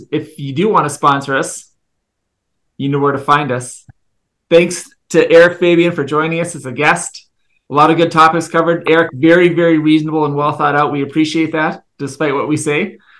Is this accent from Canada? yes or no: yes; Regina, Saskatchewan, Canada; I grew up in Regina.